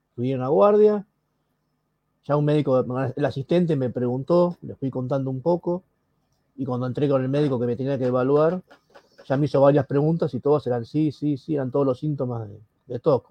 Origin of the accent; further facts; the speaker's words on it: Buenos Aires, Argentina; soy de Argentina, Buenos Aires